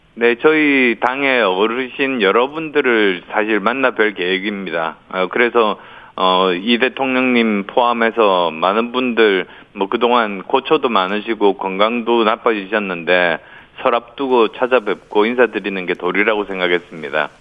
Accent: Busan, South Korea; moved away; also born or lived in Yeongju, North Gyeongsang; 제가 경북 영주가 뿌리거든요. 예. 어, 그리고 부산이 고향이어서

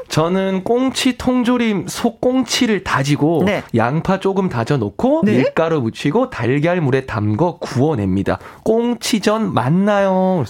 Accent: North Gyeongsang, South Korea; moved away as an adult; now in Seoul, South Korea; 제가 이제 경상북도 사람이니까

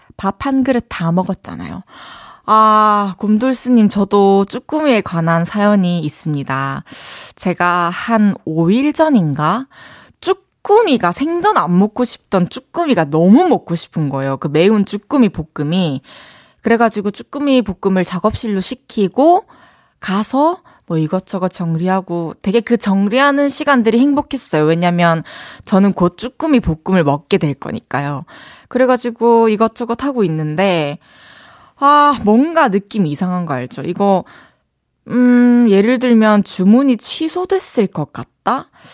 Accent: South Korea; accent: satoori (regional dialect)

